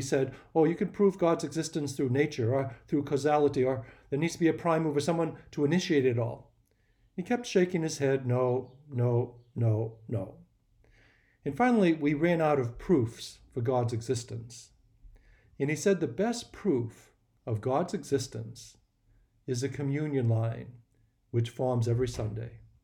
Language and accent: English; Boston, Massachusetts, United States; now in New Smyrna Beach, United States; I'm from Boston